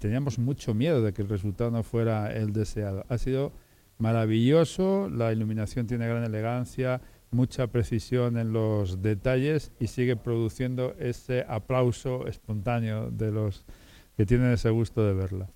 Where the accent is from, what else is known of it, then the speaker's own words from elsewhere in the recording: La Armuña, Castile and León, Spain; yo soy de la Armuña, mi familia es armuñesa